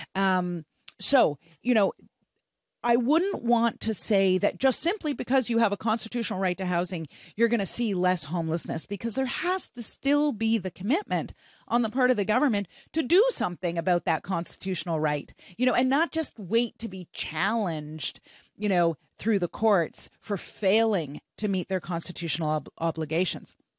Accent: Canada; I'm from Canada.

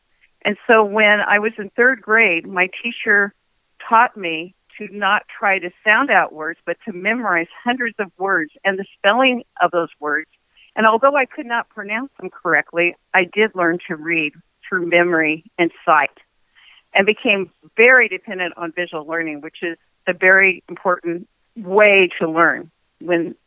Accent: Oakland, California, United States; I'm from Oakland, California

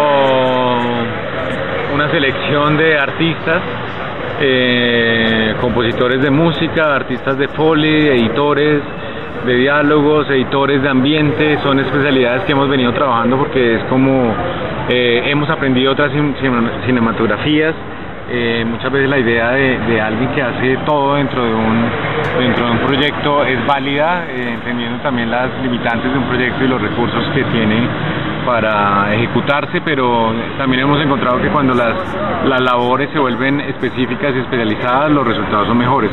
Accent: Colombia

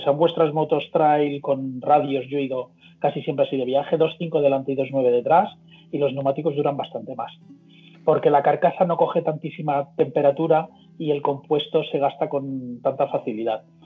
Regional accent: Mallorca, Balearic Islands, Spain; now in Madrid, Spain; soy de Mallorca pero vivo en Madrid

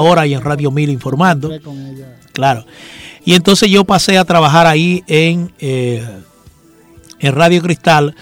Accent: Santo Domingo, Dominican Republic; also born or lived in Villa Riva (father's origin); yo nací en Santo Domingo, pero mi papá era de Villarriba

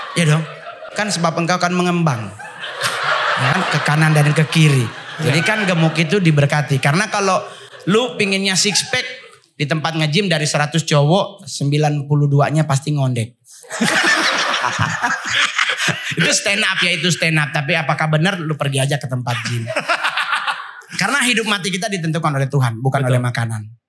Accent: Manado, North Sulawesi, Indonesia; moved away as an adult; now in Jakarta, Indonesia; Saya sebagai orang Manado

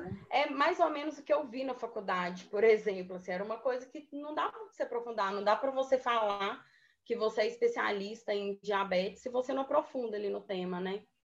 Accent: Moema, Minas Gerais, Brazil; moved away as an adult; now in Belo Horizonte, Brazil; de Moema, que é uma cidade bem pequenininha, é de onde eu sou.

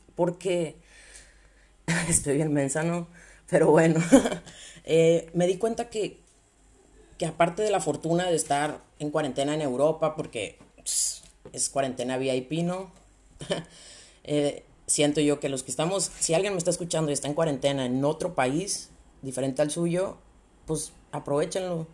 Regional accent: Sonora, Mexico; also born or lived in León, Guanajuato, Mexico; now in Spain; Normalmente vivo en León, Guanajuato, en México, aunque soy de Sonora. Ahí por si el acento me, me delata un poquito.

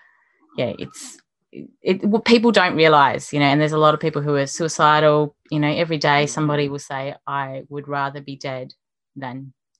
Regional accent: Western Australia, Australia; And that my home state, Western Australia, is even more isolated

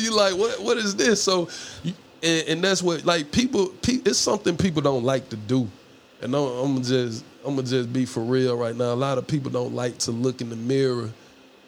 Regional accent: Atlanta, Georgia, United States; I'm from Atlanta

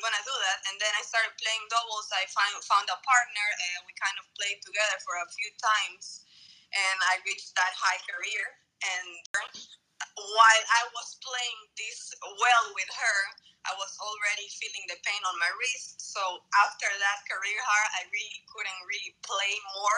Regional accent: Santa Cruz de la Sierra, Santa Cruz, Bolivia; I'm from Bolivia, from Santa Cruz

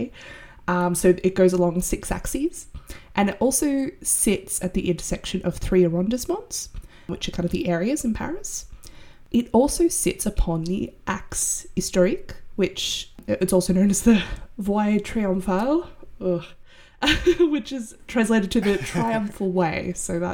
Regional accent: Sydney, New South Wales, Australia; I'm from Sydney, which is very much a city that expanded with little foresight

